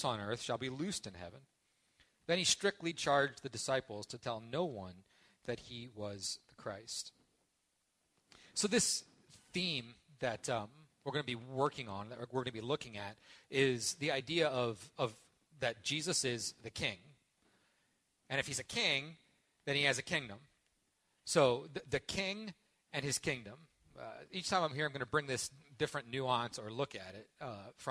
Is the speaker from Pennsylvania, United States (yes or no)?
yes; Parker Ford, Pennsylvania, United States; moved away; this is my hometown